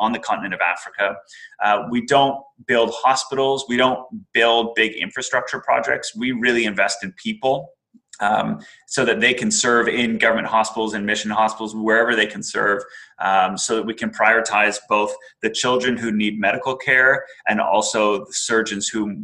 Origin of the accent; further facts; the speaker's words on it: Canada; moved away; also born or lived in Middle East; I've lived a lot of my life outside of my home country of Canada